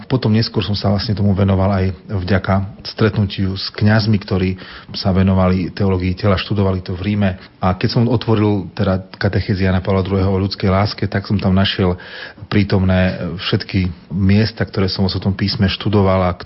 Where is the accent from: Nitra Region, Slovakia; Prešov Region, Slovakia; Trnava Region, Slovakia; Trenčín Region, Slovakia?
Prešov Region, Slovakia; Ostrovany; now in Košice, Slovakia; Narodil som sa ako všetci toho roku v Prešove, v nemocnici, ale vyrastal som v dedinke v Ostrovanoch, pri Prešove, pri Sabinove